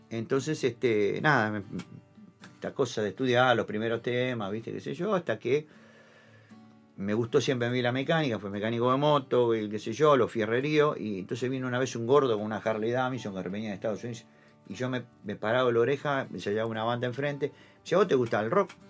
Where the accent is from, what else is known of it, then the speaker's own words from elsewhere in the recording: Buenos Aires, Argentina; yo soy del barrio de Colegiales, de, imagínate, Algodonera, la villa de la Vuelta de, Dorrego